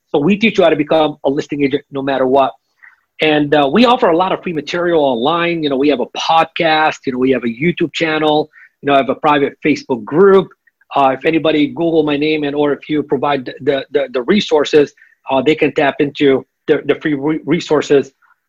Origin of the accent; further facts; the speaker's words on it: Lebanon; I'm Lebanese. I'm from Lebanon.